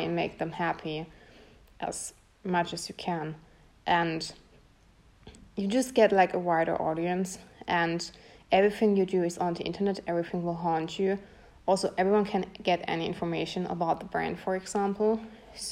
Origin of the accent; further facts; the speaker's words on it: Bretten, Baden-Württemberg, Germany; English is a second language; also born or lived in Pforzheim; I was born in Pforzheim, which is close by Karlsruhe, and I was raised in Bretten, which is also close by Karlsruhe. So I'm from Germany